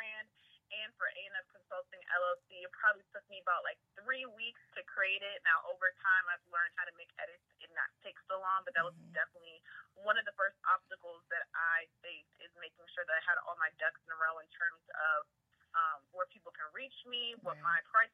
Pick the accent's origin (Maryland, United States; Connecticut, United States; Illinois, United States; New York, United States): Maryland, United States; Prince George's County; I am from the DMV area. For people who do not know, that is D.C., Maryland, and Virginia, precisely Prince George's County, Maryland